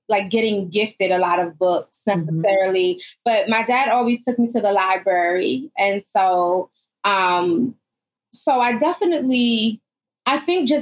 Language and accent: English; Northeast, United States; I grew up in the Northeast, and, you know, my mother is Southern born